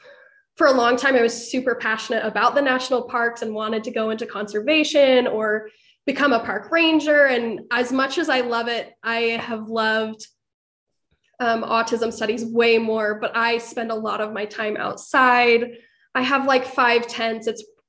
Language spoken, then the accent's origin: English; Utah, United States; I'm from Utah. I'm from just like 15 minutes away from UVU, my hometown. So I've always been around it.